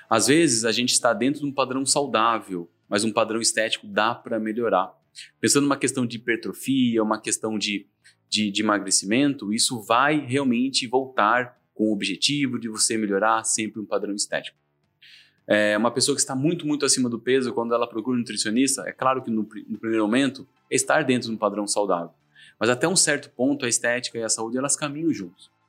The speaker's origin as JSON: {"language": "Portuguese", "town": "Laranjal Paulista", "region": "São Paulo", "country": "Brazil", "tie": "born or raised there", "said": "sou uma pessoa que veio lá do interior, um pouquinho mais interior do que Sorocaba, sou de Laranjal Paulista, nascido lá, criado lá, e com meus 18 anos fui fazer faculdade."}